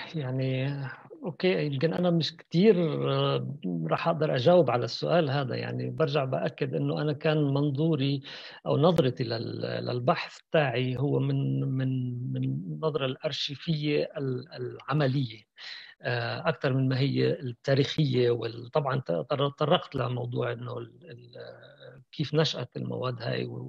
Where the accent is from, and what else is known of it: Palestine